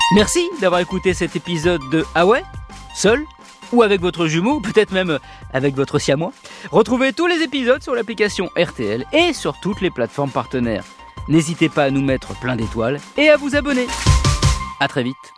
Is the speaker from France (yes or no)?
yes; France; chez nous en France